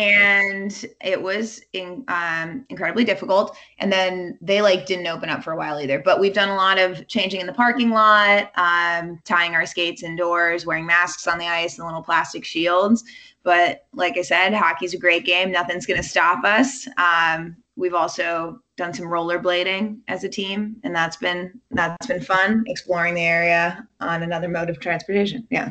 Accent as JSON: {"language": "English", "region": "California", "country": "United States", "tie": "born or raised there", "moved": "yes", "lives_now": "DMV area, United States", "said": "growing up in California"}